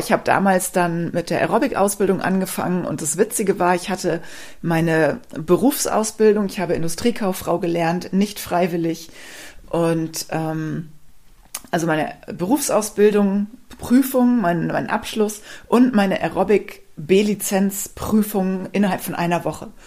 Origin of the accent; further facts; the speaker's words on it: Rhineland, Germany; Ich komme ja ursprünglich aus dem Rheinland. Vielleicht weißt du das. Wenn nicht, weißt du es jetzt. Und ich habe mich im Rheinland ehrlich gesagt nie zu Hause gefühlt.